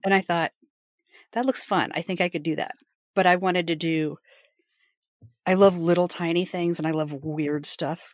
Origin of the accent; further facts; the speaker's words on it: Appalachia, United States; moved away; I'm from the Appalachians